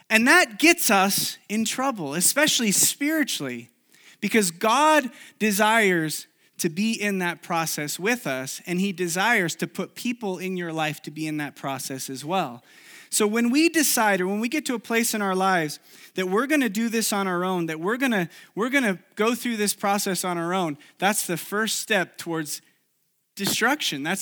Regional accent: Chile; English is a second language; Many of you know I grew up in South America, in Chile. And uh, when I was in college, I went back to Chile for a summer to live there and do an internship there.

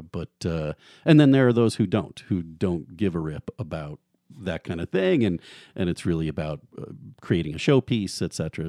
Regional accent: outside of Chicago, Illinois, United States; moved away as an adult; also born or lived in Notre Dame, Indiana / Washington, D.C. / Eugene, Oregon; now in Moscow, Idaho, United States; I grew up in the Midwest outside of Chicago

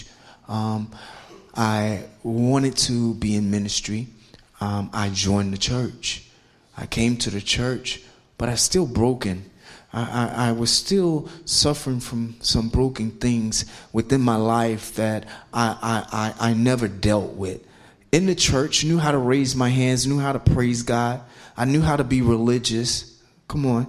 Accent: Philadelphia, Pennsylvania, United States; also born or lived in South Carolina; I'm 51 years old, and I'm from Philadelphia, Pennsylvania

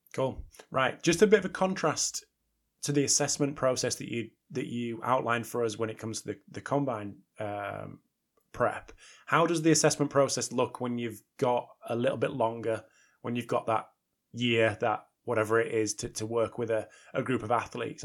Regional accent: United Kingdom; especially me as a Brit

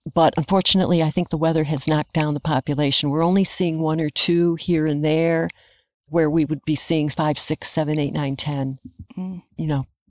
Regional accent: Adams, Massachusetts, United States; now in Bennington, United States; I grew up in Adams, Massachusetts, in northern Berkshire, right across the valley from Mount Greylock

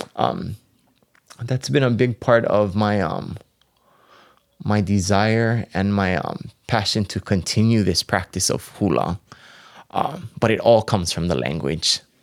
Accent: Maui, Hawaii, United States; moved away as an adult; now in Hilo, United States; I was raised on Maui. Um, born and raised on Maui until I actually came here to Hilo.

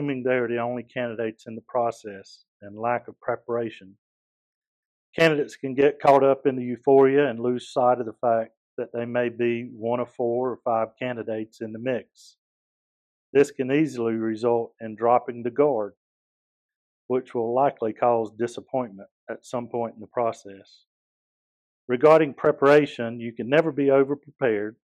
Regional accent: Eastern North Carolina, United States; I'm originally from Eastern North Carolina. Grew up on a farm.

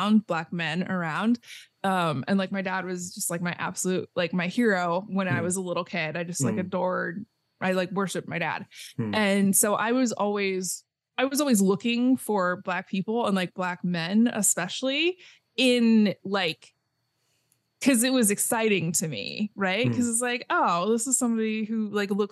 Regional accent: Portland, Oregon, United States; I was born and raised in Portland, Oregon

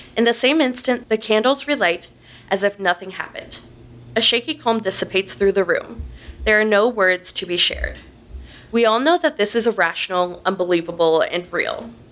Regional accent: Delaware, Ohio, United States; grew up in Delaware, Ohio, which is about 30 minutes north of Columbus.

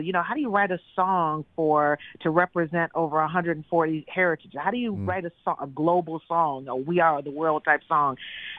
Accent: New York City, New York, United States; now in Orlando, United States; I come from New York City. I came from Broadway.

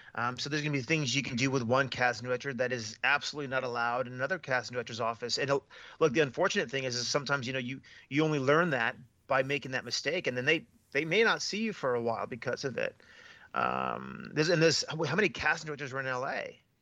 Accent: United States; moved away as an adult; now in Australia; I'm American. I'm a Latino American

